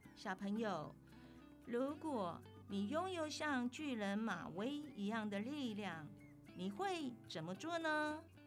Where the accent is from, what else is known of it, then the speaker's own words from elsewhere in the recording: Taitung County, Taiwan; 来自台东阿美族